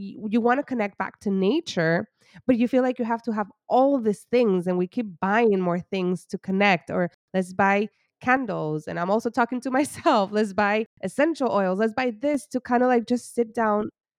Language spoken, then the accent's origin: English; Puerto Rico; moved away as an adult; now in United States; I grew up in Puerto Rico. I moved here for my internship.